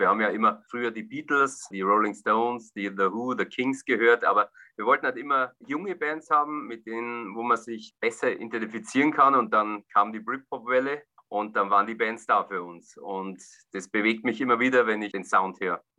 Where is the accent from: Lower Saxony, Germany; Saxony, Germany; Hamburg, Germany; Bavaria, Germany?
Bavaria, Germany; Bavarian Forest, Germany; In meiner Heimatstadt, im Furtwinwald, im Bayerischen Wald